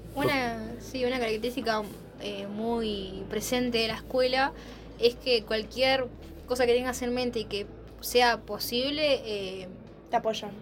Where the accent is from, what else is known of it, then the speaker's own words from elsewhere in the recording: Campana, Buenos Aires Province, Argentina; de Campana